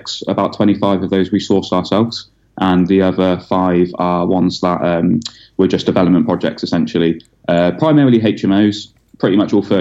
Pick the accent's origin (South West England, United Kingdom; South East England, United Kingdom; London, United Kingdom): South West England, United Kingdom; Swindon; now in Stoke-on-Trent, United Kingdom; I was born and raised in Swindon in Wiltshire.